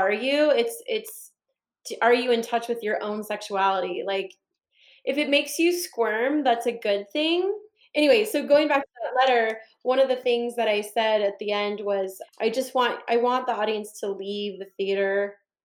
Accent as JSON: {"language": "English", "region": "Northern California", "country": "United States", "said": "I'm from Northern California"}